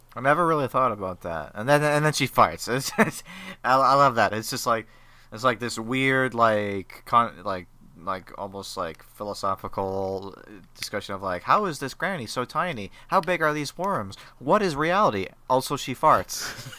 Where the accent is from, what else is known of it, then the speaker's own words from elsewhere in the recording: Scotland, United Kingdom; I am Scottish. I am not Irish.